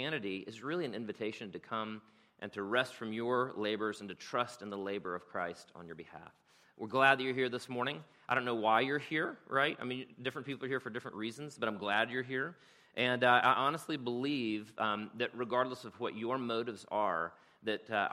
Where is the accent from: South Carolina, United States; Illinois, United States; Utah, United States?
South Carolina, United States; moved away as an adult; now in Rome, United States; I'm from South Carolina